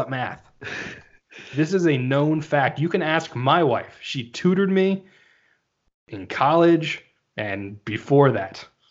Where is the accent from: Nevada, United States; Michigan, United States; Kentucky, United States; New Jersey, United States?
New Jersey, United States; moved away; originally from New Jersey